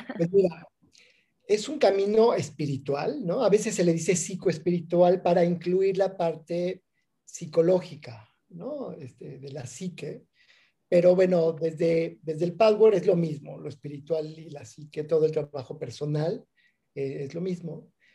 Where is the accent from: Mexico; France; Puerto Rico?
Mexico; Mexico City; moved away as an adult; now in Oaxaca, Mexico; crecí en la Ciudad de México, ya llevo aquí en Oaxaca 20 años